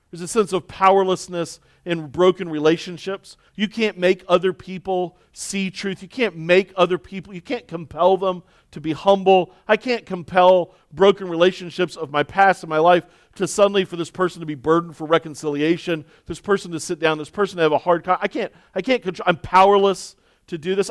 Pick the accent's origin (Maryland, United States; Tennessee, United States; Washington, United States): Maryland, United States; Baltimore; a pastor who was born and raised in Baltimore